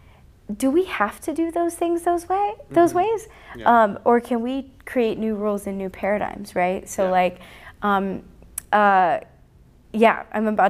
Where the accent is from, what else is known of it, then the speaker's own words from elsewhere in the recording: Telluride, Colorado, United States; my hometown in Telluride